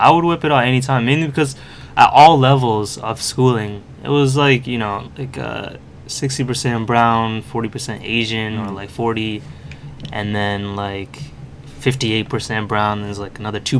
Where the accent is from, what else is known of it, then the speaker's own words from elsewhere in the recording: Toronto, Ontario, Canada; I grew up in Scarborough.